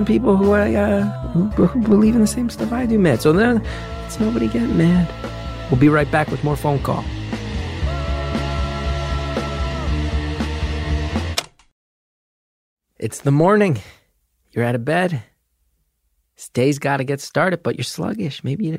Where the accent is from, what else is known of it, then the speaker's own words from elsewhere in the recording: New Jersey, United States; I'm from New Jersey